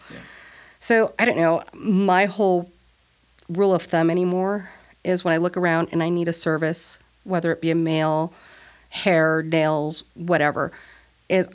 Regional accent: Mesilla Valley, New Mexico, United States; my farmers and my people and everything about my hometown

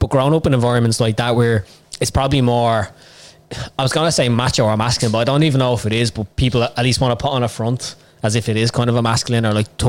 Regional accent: Dublin, Leinster, Ireland; we're from Bon Og in Clondalkin, so it's not too far out.

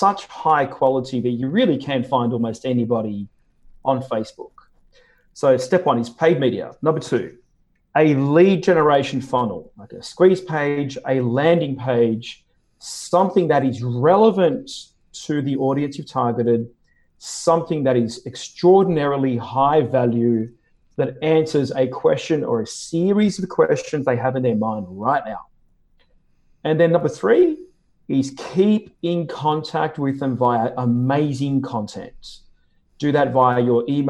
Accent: Sydney, New South Wales, Australia; moved away as an adult; also born or lived in New York / Chicago / Hawaii; Sydney, Australia is where I live and where I'm from. I was actually born here

